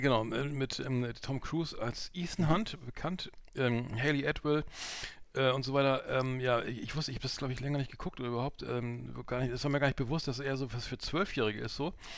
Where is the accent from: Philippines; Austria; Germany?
Germany; die man so gar nicht kennt als Europäer oder so als Deutscher